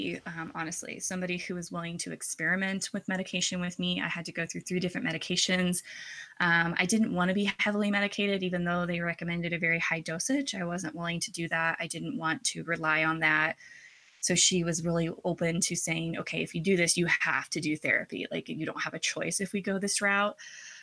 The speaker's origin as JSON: {"language": "English", "region": "Oklahoma", "country": "United States", "tie": "born or raised there", "said": "I grew up in Oklahoma in a Catholic family."}